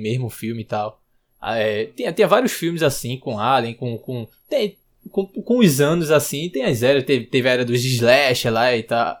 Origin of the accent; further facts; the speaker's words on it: Recife, Pernambuco, Brazil; eu sou de Recife